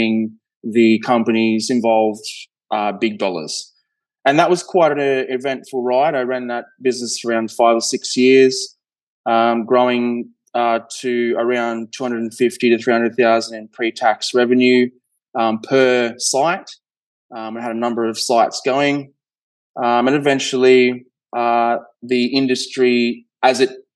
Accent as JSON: {"language": "English", "country": "Australia", "accent": "Australian", "said": "being Australian, I'm sure you can hear the accent, but down in Australia"}